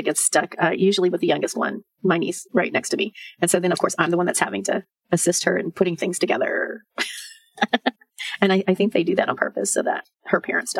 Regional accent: Texas, United States; I'm from Texas. I mean, you could drive for 2 days and never leave Texas.

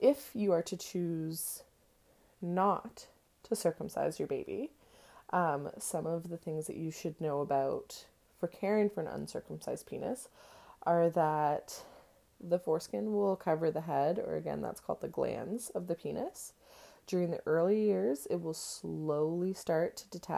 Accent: Canada; I'm Canadian

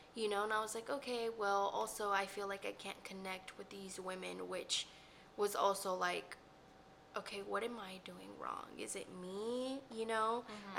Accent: Dallas, Texas, United States; I was raised in the Oak Cliff area, so yeah, it's just home.

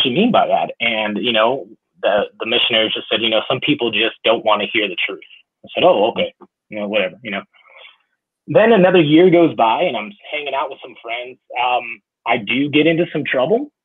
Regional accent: Chicago, Illinois, United States; I grew up in Chicago

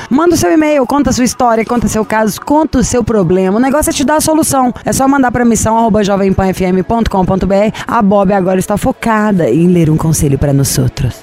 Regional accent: Brazil; eu sou brasileira

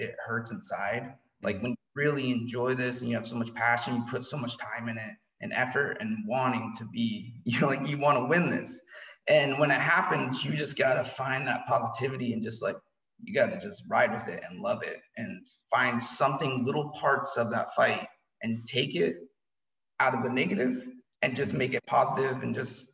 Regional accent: Lewiston, Idaho, United States; I was born in Lewiston, Idaho. Childhood was interesting

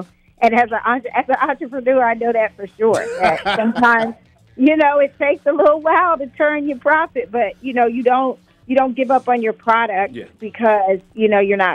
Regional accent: South Carolina, United States; moved away; I'm originally from South Carolina

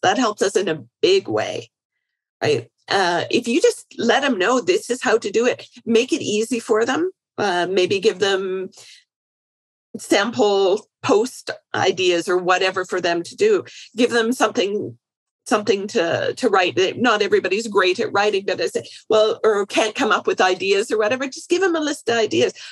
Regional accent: Canada; I'm Canadian.

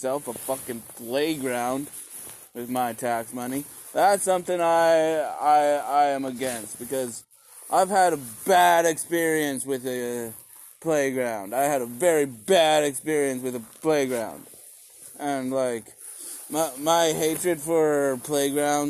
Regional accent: Canada; a Canadian citizen

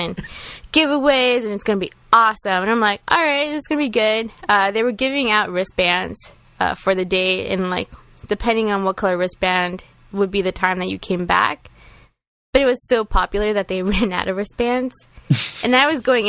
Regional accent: New York City, New York, United States; I am a New Yorker

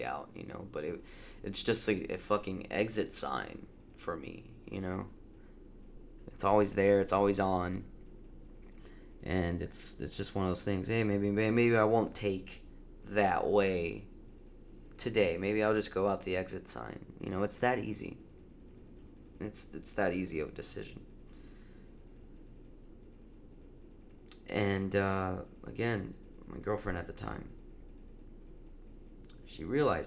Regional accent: Round Rock, Texas, United States; my hometown

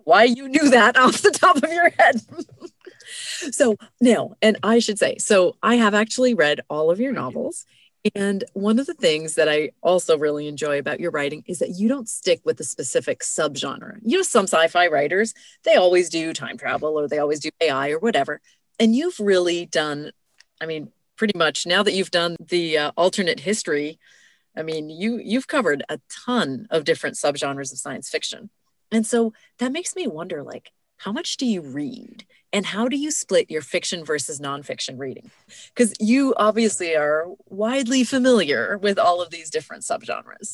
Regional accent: Canada; now in Connecticut, United States; I, fellow Canadian, uh, work here at the University of Connecticut

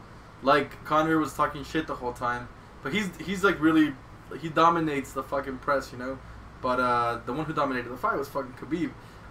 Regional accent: San Jose, California, United States; I'm from San Jose.

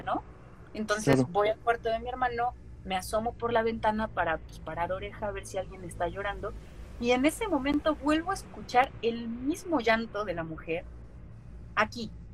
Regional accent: Mexico; mi país

